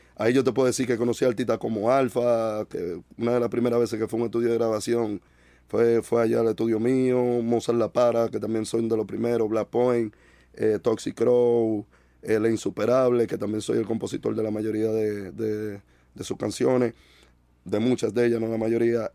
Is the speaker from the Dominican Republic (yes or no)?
yes; Dominican Republic; de donde yo vengo, tú entiendes, había muy poca información